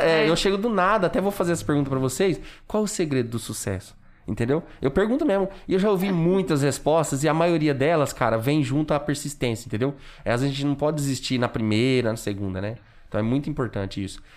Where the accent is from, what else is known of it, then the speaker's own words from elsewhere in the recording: Junqueirópolis, São Paulo, Brazil; moved away as an adult; also born or lived in Limeira; eu, molecão, saí de Junquerópolis por, por conta da separação